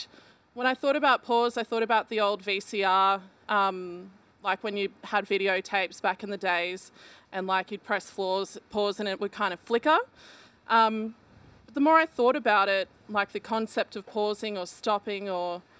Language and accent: English; Brisbane, Queensland, Australia; I grew up in Brisbane